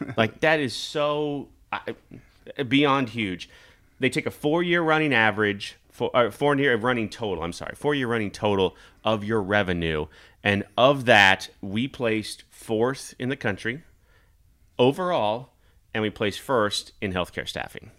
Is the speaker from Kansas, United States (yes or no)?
yes; Kansas, United States; moved away as an adult; also born or lived in Nebraska; now in Omaha, United States; I grew up in Kansas. I was born in Nebraska.